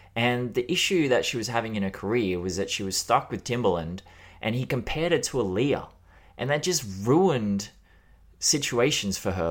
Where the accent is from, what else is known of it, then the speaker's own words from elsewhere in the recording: Australia; as an Australian